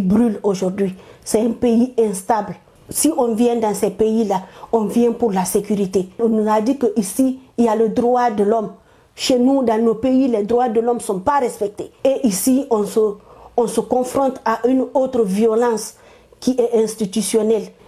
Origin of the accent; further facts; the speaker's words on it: Guinea; moved away as an adult; je suis de la Guinée.